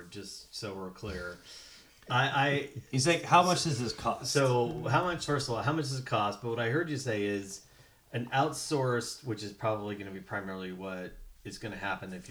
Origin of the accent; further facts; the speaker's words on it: Tennessee, United States; also born or lived in Ohio; I grew up down in Tennessee.